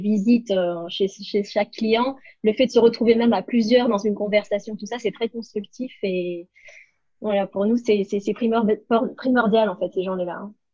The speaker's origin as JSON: {"language": "French", "town": "Cannes", "region": "Provence-Alpes-Côte d'Azur", "country": "France", "tie": "born or raised there", "said": "je suis née et domiciliée à Cannes"}